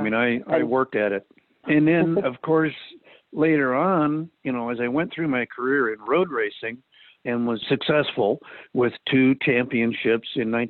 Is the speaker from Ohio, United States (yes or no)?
no; Chico, California, United States; also born or lived in Germany; my hometown here in Chico in Northern California